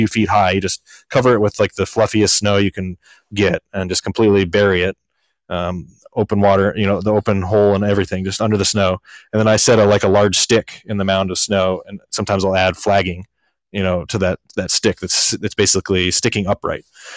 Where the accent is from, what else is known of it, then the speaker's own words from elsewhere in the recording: Montana, United States; now in Alaska, United States; I grew up in Montana